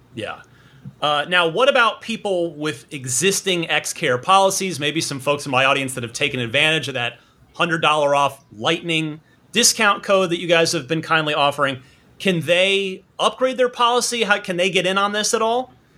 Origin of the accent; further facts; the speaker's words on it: New Jersey, United States; Brick Township in my home state of New Jersey